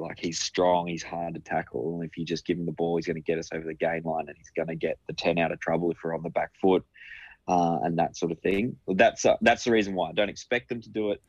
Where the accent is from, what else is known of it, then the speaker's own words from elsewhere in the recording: Queensland, Australia; despite being a Queenslander